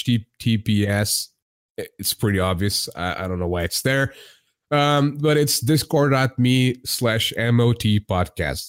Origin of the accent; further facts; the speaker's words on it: Portugal; I'm not an American. I'm Portuguese, and I'm in Portugal